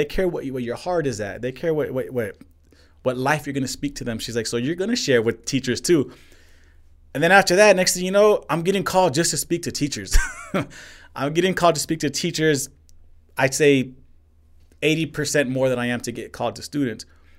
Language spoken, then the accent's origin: English; Northeast, United States; Man, I'm from the Northeast, you know. Like growing up, from humble beginnings, man.